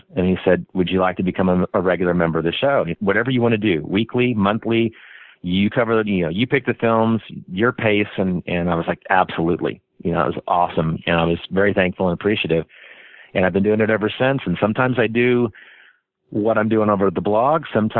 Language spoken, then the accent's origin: English; Wichita, Kansas, United States; Richard from Kansas City doesn't flow.